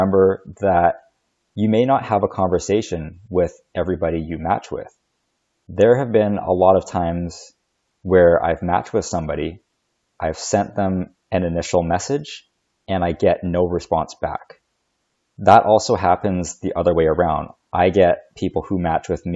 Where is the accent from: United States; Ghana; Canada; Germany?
Canada; I know I'm Chinese, but I grew up in Canada